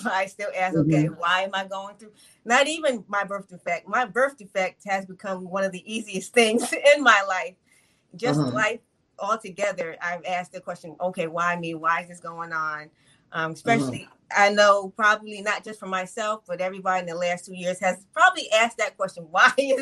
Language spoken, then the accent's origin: English; New York, United States; I grew up in New York